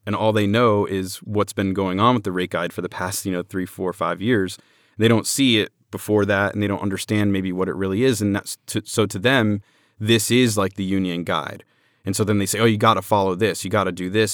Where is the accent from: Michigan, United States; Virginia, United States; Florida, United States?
Florida, United States; Orlando; I'm from Orlando